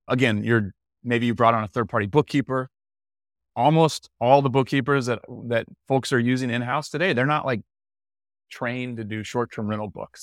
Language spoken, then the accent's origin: English; Tallahassee, Florida, United States; also born or lived in San Francisco; now in Santa Rosa Beach, United States; I'm from Tallahassee, Florida originally